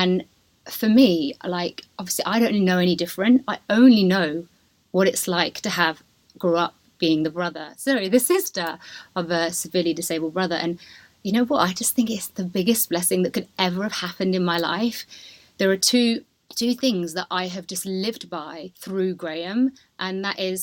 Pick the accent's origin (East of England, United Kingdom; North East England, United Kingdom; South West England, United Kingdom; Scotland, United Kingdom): South West England, United Kingdom; Dorset; also born or lived in Tamworth / London; now in Ibiza, Spain; when I was 15 months old, my dad got a promotion and he moved down to Dorset, where I spent my whole of my childhood